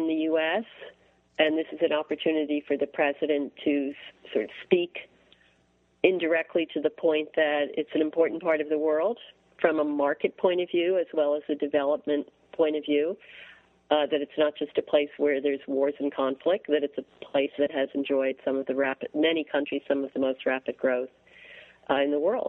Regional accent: Montclair, New Jersey, United States; I grew up in a suburb of New York City, Montclair, New Jersey. In a, you know, a prosperous 1950s setting.

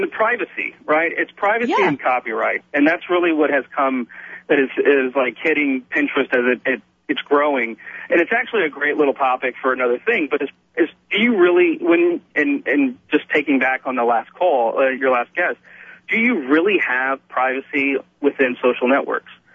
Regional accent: Texas, United States; I'm Texan. I'm from Texas

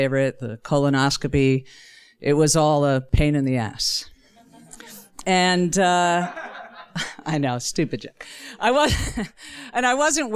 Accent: New Jersey, United States; I grew up in a family of Italian Catholics and English Jews, which means I'm from New Jersey

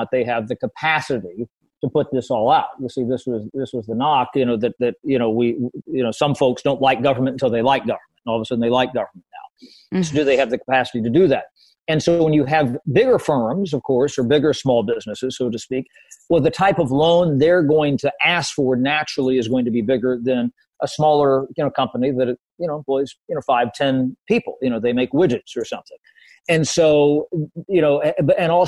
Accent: Southwest Ohio, United States; I'm from Southwest Ohio.

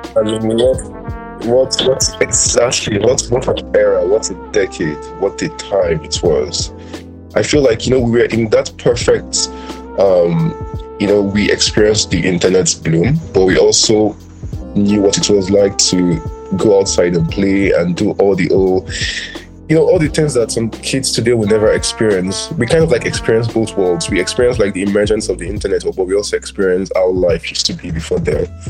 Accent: Nigeria; i was born in Nigeria, lived here all my life

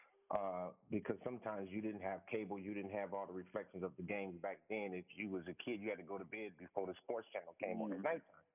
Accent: Los Angeles, California, United States; I was born in Los Angeles, so my family migrated from Mississippi.

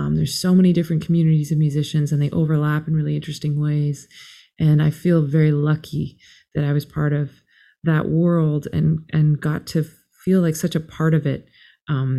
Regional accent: Toronto, Ontario, Canada; also born or lived in North Yorkshire, United Kingdom; we moved back to Canada. My mom was from Canada. We moved back there when I was still a baby

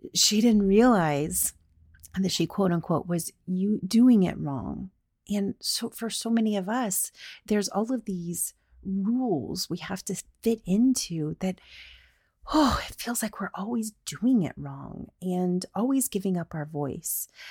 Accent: the South, United States; I'm from the South

